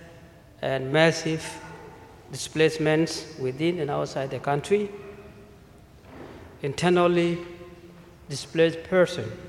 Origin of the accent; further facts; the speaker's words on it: Wau, South Sudan; moved away; I come from the Diocese of Wau in South Sudan